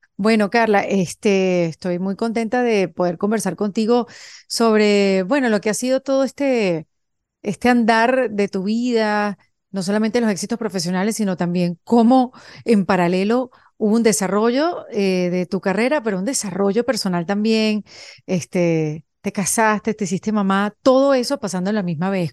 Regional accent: Venezuela; moved away as an adult; somos venezolanas las dos

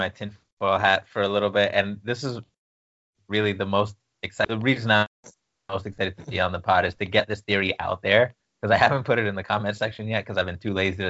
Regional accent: East Coast, United States; my fiance's family's from the West Coast and I'm from the East Coast

